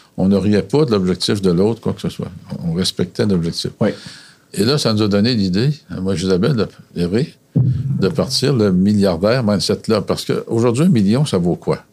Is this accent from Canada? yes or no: yes; Quebec City region, Canada; Je viens de la région de Québec.